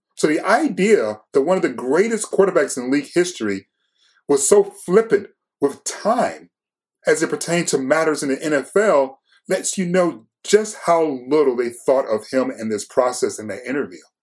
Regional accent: Detroit, Michigan, United States; I'm from Detroit

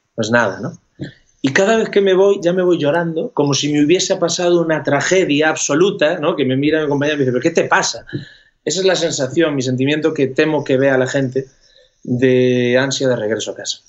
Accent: Ferrol, Galicia, Spain; now in Madrid, Spain; Yo vivo en Madrid, pero soy gallego, nací en Galicia

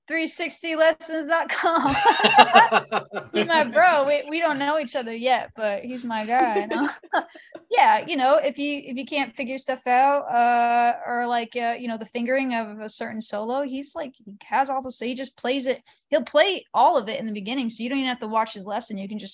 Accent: Western Massachusetts, United States; I grew up in Western Massachusetts.

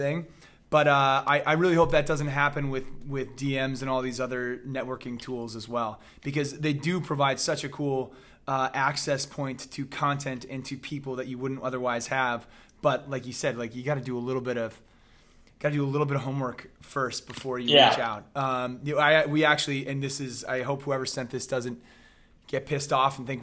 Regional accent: Chicago, Illinois, United States; I grew up in Chicago

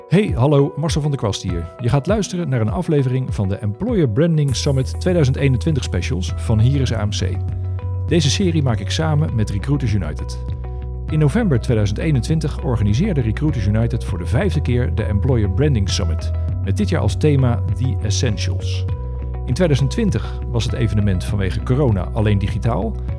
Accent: Pijnacker, South Holland, Netherlands; onze pijnakkerse roots

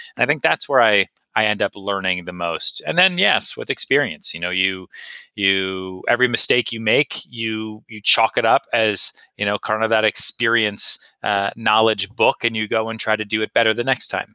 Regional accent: Massachusetts outside Boston, United States; I grew up in Massachusetts outside Boston

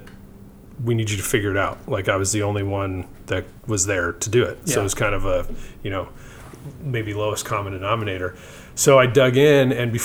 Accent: Durango, Colorado, United States; moved away as an adult; also born or lived in Flagstaff, Arizona; now in Seattle, United States; I grew up in Colorado.

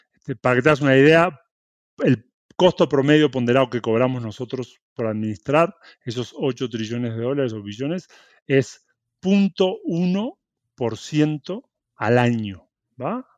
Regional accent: Uruguay; moved away; Yo, bueno, soy uruguayo, nací en Uruguay, me crié ahí, estudié ahí.

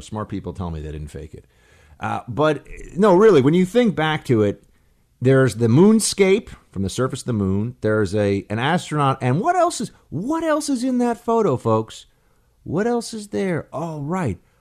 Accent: Northeast, United States; I'm from the Northeast.

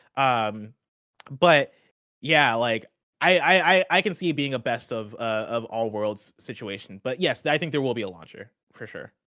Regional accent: Champaign, Illinois, United States; I grew up in Champaign, Illinois.

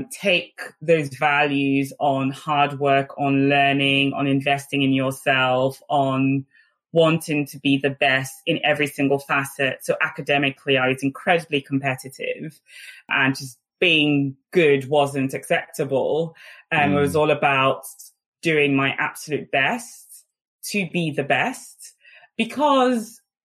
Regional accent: Nigeria; English is a second language; the values that had been instilled in me from a very young child growing up in Nigeria, where you quickly develop a strong sense of grit and determination.

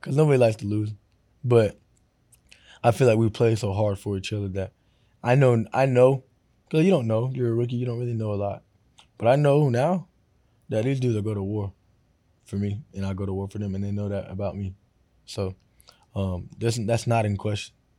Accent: Florida, United States; I grew up in Florida

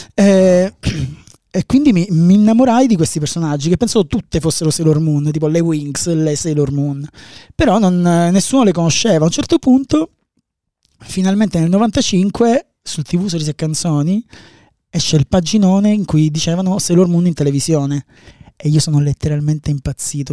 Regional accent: Palermo, Sicily, Italy; io vengo da Palermo. A Palermo c'era questa fumetteria, quando avevo 14, 13 anni

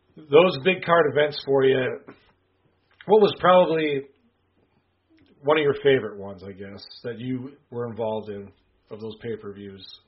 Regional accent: Wisconsin, United States; also born or lived in Kansas City, Missouri; now in Missouri, United States; I'm from Wisconsin

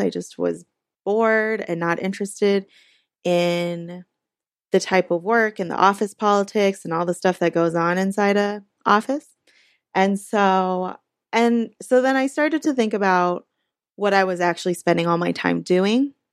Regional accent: Orange County, California, United States; I grew up in Orange County, which is a pretty conservative place

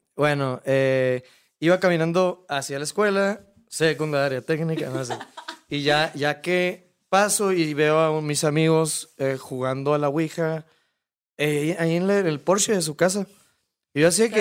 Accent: Hermosillo, Sonora, Mexico; yo soy de Hermosillo

